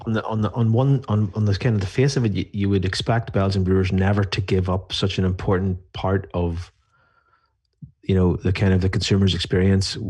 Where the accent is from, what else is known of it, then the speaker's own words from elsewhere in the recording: Ireland; I'm from Ireland.